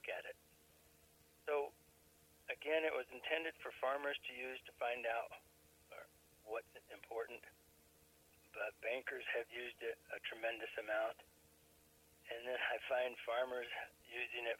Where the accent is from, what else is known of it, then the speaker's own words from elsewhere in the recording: New Mexico, United States; now in Missouri, United States; I was raised in New Mexico